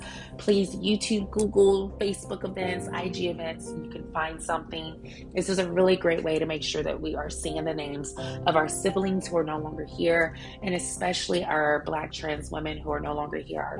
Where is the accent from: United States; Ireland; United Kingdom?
United States; Montgomery, Alabama; rural spaces, like myself from Alabama, born and raised in Montgomery, Alabama